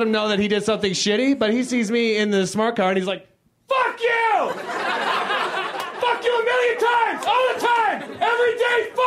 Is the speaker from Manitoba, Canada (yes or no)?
no; Toronto, Ontario, Canada; I'm from Toronto